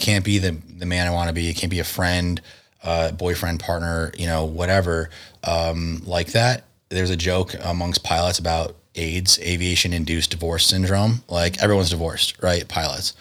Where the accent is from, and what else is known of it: Connecticut, United States; born or raised there; moved away as an adult; also born or lived in Chicago / Las Vegas